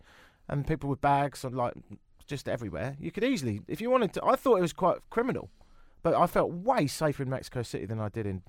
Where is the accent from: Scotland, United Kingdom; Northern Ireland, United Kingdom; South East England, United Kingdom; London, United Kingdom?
London, United Kingdom; They said, where are you from? I said, London.